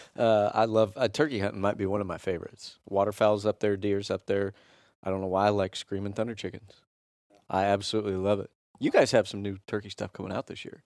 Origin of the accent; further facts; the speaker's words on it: Kansas City, Missouri, United States; I'm from Kansas City